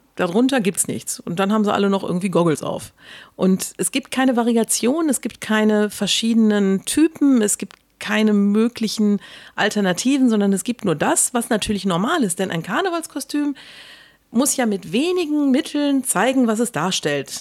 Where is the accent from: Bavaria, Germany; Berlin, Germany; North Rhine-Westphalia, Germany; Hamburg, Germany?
North Rhine-Westphalia, Germany; Ruhr area; Ja, ich komme aus dem Ruhrgebiet.